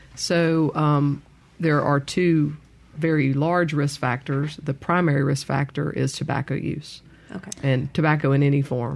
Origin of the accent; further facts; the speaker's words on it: Meridian, Mississippi, United States; Grew up in Meridian